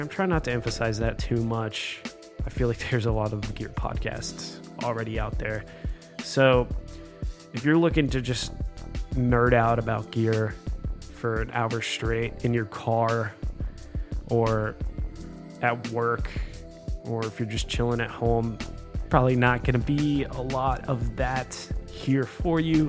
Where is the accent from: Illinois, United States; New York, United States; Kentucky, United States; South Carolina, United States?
South Carolina, United States; now in Nashville, United States; I grew up in South Carolina playing drums for local bands